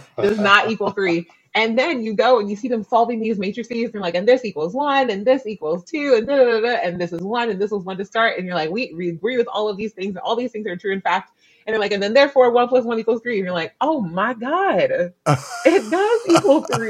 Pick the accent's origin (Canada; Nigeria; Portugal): Canada; also born or lived in New Zealand; I'm actually Canadian, but I just lived in New Zealand for 2 years